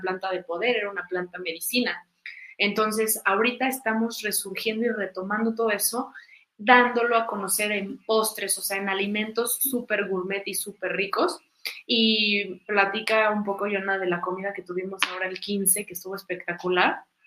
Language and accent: Spanish; Mexico; todas estas raíces que, nos eh, caracterizan como mexicanos